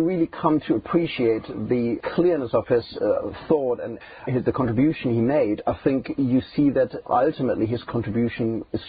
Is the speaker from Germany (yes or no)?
yes; Germany; moved away; also born or lived in Bochum; I started in my home country in Germany in 1990